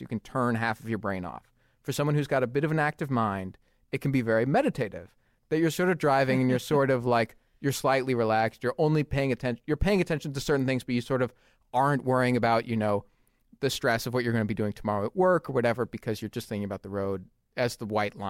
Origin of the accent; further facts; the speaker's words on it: California, United States; growing up in California.